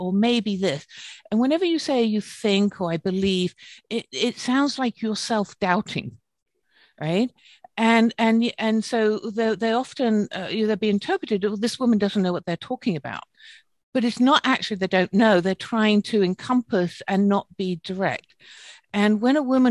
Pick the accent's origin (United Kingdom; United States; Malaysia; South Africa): United Kingdom; accent: British; moved away; my British accent